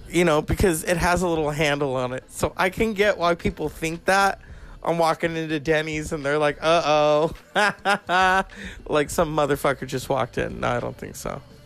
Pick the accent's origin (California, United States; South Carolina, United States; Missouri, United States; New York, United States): California, United States; I'm from California